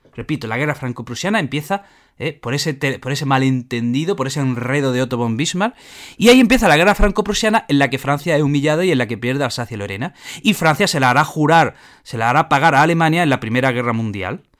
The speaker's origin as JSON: {"language": "Spanish", "country": "Spain", "said": "nuestra historia de España"}